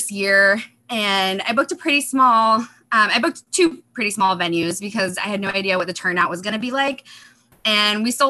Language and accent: English; Chicago, Illinois, United States; moved away as an adult; now in Seattle, United States; I grew up in the Chicago area